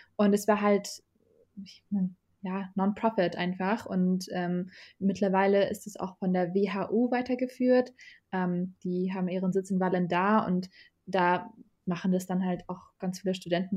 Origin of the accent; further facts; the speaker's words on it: Germany; also born or lived in Iraq; ich bin da geboren. Also ich bin mit zwei Jahren äh, nach Deutschland gereist